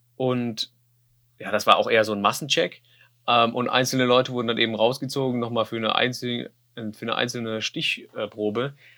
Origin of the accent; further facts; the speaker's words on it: Germany; ich komme ja aus Deutschland